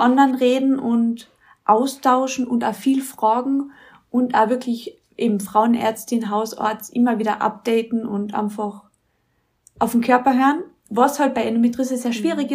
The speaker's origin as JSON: {"language": "German", "area": "Mölltal", "region": "Carinthia", "country": "Austria", "lives_now": "Villach, Austria", "said": "Ich bin aus Kärnten, also so wie die Betty A, aber halt von ganz oben, aus dem Mölltal"}